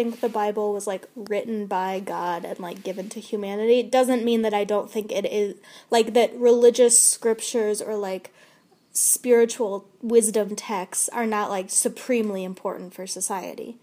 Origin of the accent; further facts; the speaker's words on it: United States; I grew up in the U.S.